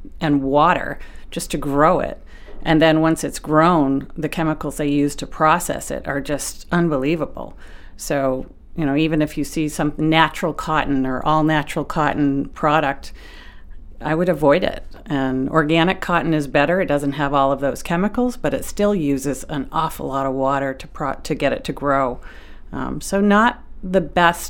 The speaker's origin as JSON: {"language": "English", "town": "South Berwick", "region": "Maine", "country": "United States", "tie": "born or raised there", "said": "I grew up in South Berwick"}